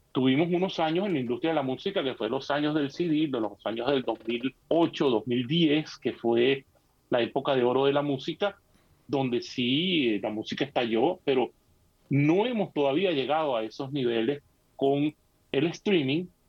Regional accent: Venezuela; moved away as an adult; allá en, en nuestro país, eh, Venezuela

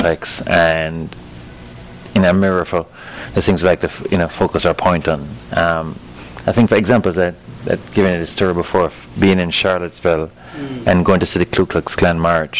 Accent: Kingston, Jamaica; moved away; growing up in Jamaica

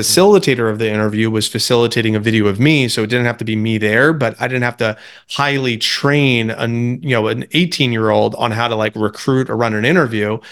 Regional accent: New Jersey, United States; moved away as an adult; also born or lived in Tampa, Florida; I grew up in New Jersey as the youngest of eight, but moved to college in Tampa

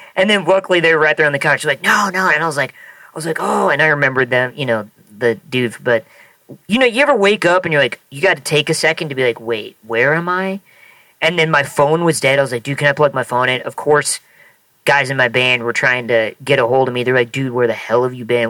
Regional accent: Nebraska, United States; growing up in Nebraska

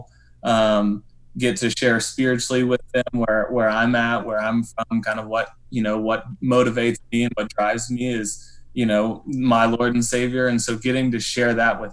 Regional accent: Denton, Texas, United States; moved away; also born or lived in Branson, Missouri; I was born in Denton, Texas

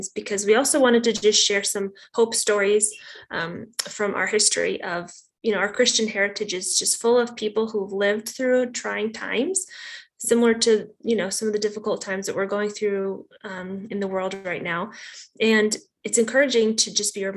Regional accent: Illinois, United States; also born or lived in Boston; now in Texas, United States; I grew up in Illinois

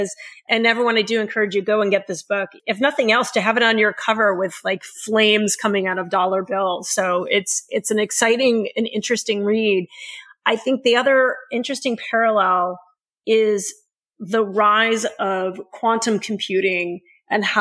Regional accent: New York City, New York, United States; moved away as an adult; now in Silicon Valley, United States; I moved out here decades ago from New York City. And as a young broke kid in New York City

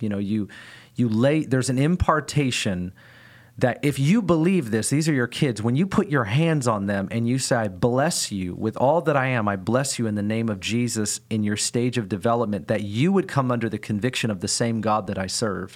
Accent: United States; I, as an American, don't have a back culture

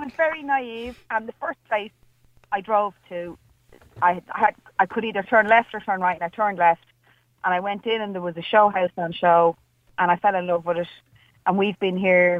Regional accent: Dublin, Leinster, Ireland; I grew up in Dublin 4, Steve, believe it or not. People actually, from a working class environment, did rent houses in Dublin 4

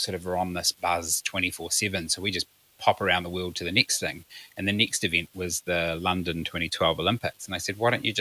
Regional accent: Orewa, Auckland, New Zealand; I grew up in the sunny North Auckland, in a little place called Orewa.

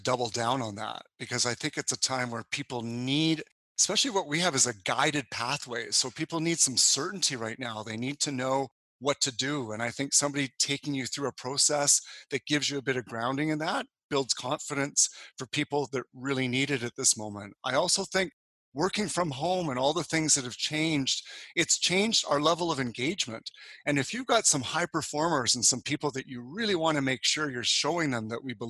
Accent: Calgary, Alberta, Canada; moved away; also born or lived in Sydney, Australia / Toronto / Montreal; I moved actually originally from Calgary in 1994 to Sydney, Australia. Then I moved back to Canada to be part of the Canadian or International Olympic Committee commissions.

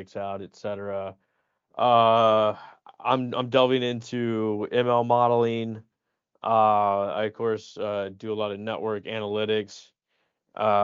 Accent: the South, United States; We're both from the south

